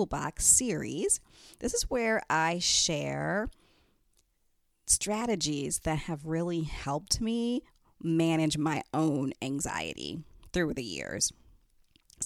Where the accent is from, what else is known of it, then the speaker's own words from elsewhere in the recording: Detroit, Michigan, United States; moved away; I'm originally from Detroit